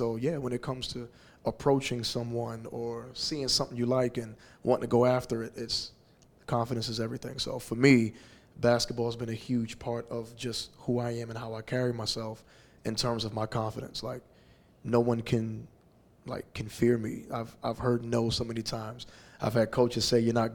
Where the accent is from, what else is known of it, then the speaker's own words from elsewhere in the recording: Houston, Texas, United States; moved away as an adult; also born or lived in Los Angeles; coming back to settle down in my hometown of Houston